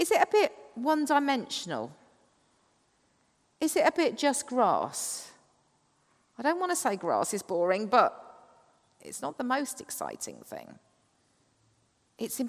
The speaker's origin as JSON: {"language": "English", "area": "Kent", "region": "South East England", "country": "United Kingdom", "said": "I come from Kent, the chalk cliffs of the Downs."}